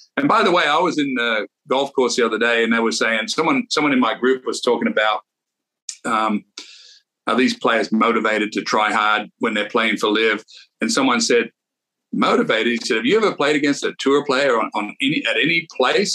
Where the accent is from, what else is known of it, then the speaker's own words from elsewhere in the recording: Australia; when I was a young player growing up in Australia, used to take the train for 20 hours down to Sydney